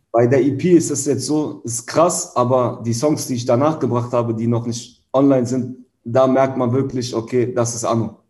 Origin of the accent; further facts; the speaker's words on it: Hanover, Lower Saxony, Germany; moved away as an adult; now in Berlin, Germany; Hannover ist meine Heimatstadt